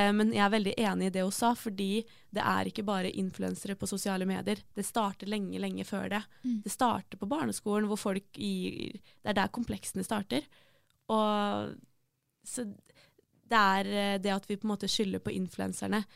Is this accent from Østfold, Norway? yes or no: yes; Hvaler, Østfold, Norway; also born or lived in Fredrikstad; egentlig så er jeg fra Hvaler.